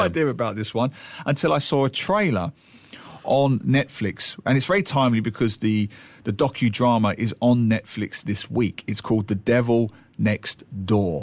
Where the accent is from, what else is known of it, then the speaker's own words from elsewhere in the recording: London, United Kingdom; London, my hometown